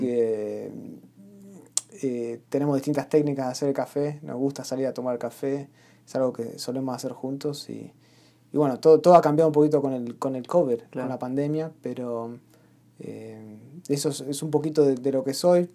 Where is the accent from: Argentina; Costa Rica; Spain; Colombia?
Argentina; yo soy argentina.